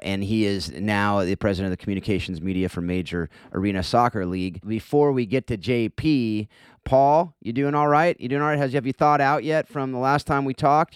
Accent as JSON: {"language": "English", "region": "Southern California", "country": "United States", "tie": "born or raised there", "said": "I'm a Northern California guy, born and raised in SoCal"}